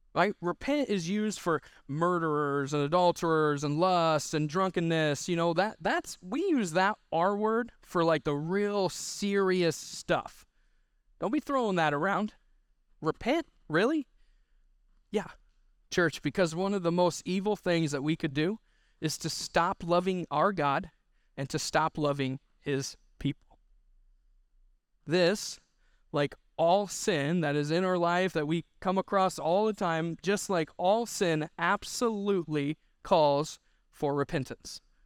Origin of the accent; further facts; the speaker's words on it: Missouri, United States; I'm from Missouri